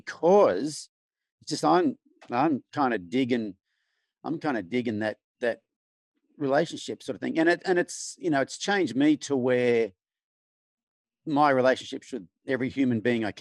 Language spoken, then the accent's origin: English; Australia; accent: Australian; moved away as an adult; now in United States; growing up in Australia, male in rural Australia